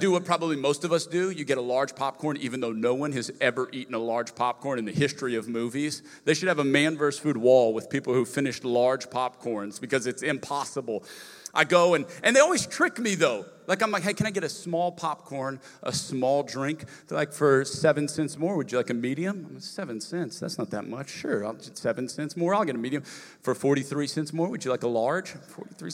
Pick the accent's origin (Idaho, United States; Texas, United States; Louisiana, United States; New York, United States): Louisiana, United States; Lafayette; moved away; I'm from Lafayette, Louisiana originally